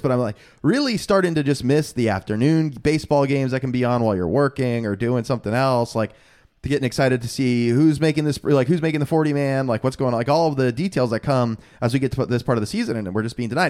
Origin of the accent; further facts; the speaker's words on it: Florida, United States; we're from Florida